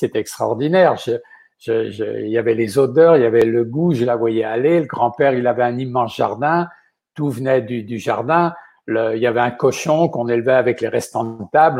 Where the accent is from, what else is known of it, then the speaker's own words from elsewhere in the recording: La Gaubretière, Pays de la Loire, France; now in Quebec, Canada; je suis né dans un minuscule village qui s'appelle la Gaubretière, et ça se trouve dans, l'ouest de la France, dans un département qu'on appelle la Vendée